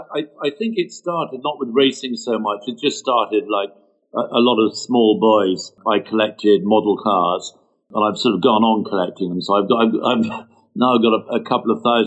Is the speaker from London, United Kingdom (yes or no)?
yes; London, United Kingdom; I lived in London. I was brought up in London